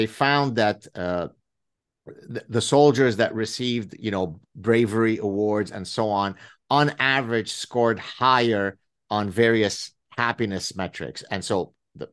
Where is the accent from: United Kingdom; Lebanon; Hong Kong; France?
Lebanon; now in Canada; growing up in the Civil War in Lebanon